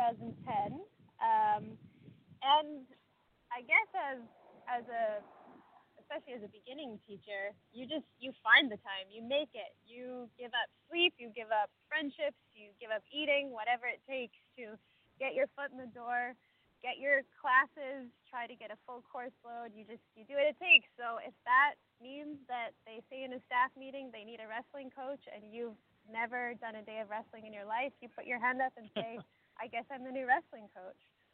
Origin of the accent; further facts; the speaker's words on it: Regina, Saskatchewan, Canada; I grew up in a town called Regina.